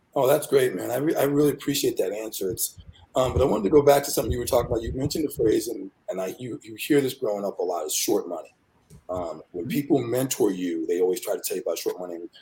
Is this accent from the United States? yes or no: yes; Rockville, Maryland, United States; I grew up in Rockville, Maryland